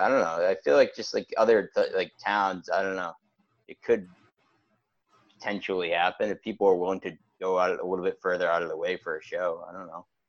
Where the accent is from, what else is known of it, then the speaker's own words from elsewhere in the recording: Wakefield, Massachusetts, United States; we're from Wakefield, which is a lot a little bit further out